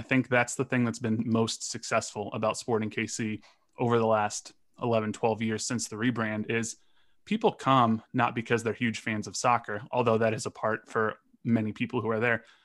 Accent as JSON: {"language": "English", "town": "Los Angeles", "region": "California", "country": "United States", "tie": "born or raised there", "moved": "as an adult", "lives_now": "Kansas City, United States", "said": "I grew up in Los Angeles. I'm born and raised in L"}